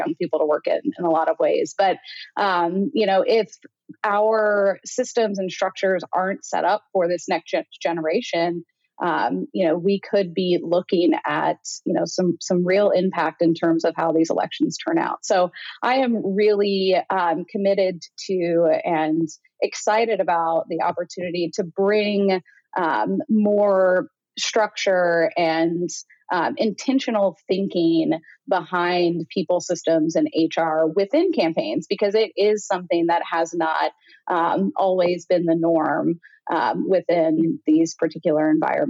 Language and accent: English; Indiana, United States; moved away as an adult; also born or lived in Chicago / New York; Born and raised in Indiana, had lived in Chicago for 6 years after graduating from Ball State, and then moved to New York, where I lived for another 6.5 years